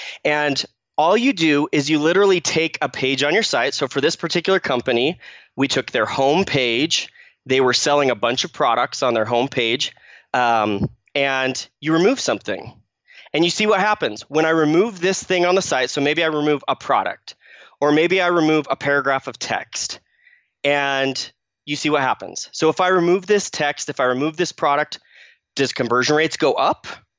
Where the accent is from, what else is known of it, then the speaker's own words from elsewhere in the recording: Phoenix, Arizona, United States; moved away as an adult; now in Utah, United States; So I grew up in Phoenix, Arizona. I lived there for about 18 years and then moved up with my family to Utah, where I live now with my wife